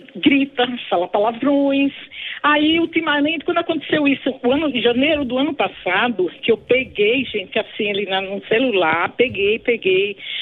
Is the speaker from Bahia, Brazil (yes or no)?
yes; Bahia, Brazil; now in São Paulo, Brazil; eu sou da Bahia, mas moro aqui em São Paulo